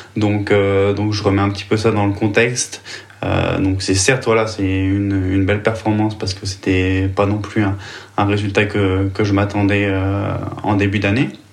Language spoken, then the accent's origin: French; Vichy, Auvergne-Rhône-Alpes, France; moved away as an adult; also born or lived in Nyon, Switzerland; now in Switzerland; je suis originaire de Vichy, donc en France